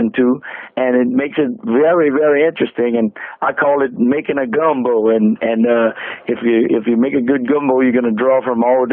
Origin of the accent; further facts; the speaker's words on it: Chauvin, Louisiana, United States; also born or lived in Houma, Louisiana / McDonough, Georgia; I'm originally from Chauvin, Louisiana, which is even further south, almost at the Gulf of Mexico there